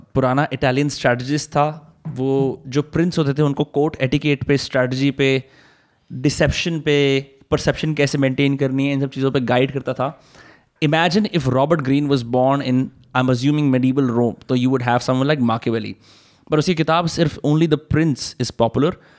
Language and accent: Hindi; Faridabad, Haryana, India; मैं भी फरीदाबाद का